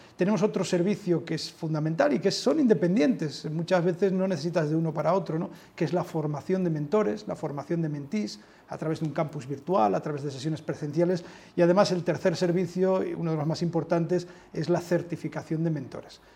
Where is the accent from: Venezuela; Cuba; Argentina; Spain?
Spain; Asturias; also born or lived in Mexico; now in Madrid, Spain; yo soy asturiano